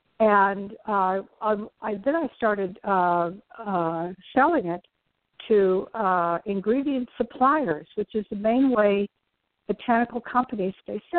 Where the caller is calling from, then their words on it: New York City, New York, United States; From New York City.